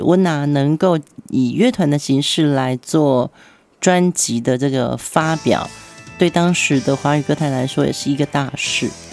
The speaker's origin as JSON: {"language": "Chinese", "country": "Taiwan", "accent": "Taiwanese Mandarin", "said": "我们那时候好像讲话还有所谓的那种台湾国语"}